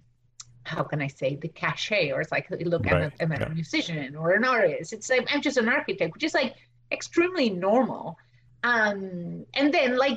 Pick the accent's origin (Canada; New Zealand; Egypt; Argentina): Argentina; English is a second language; now in United States; I'm from Argentina. I went to school there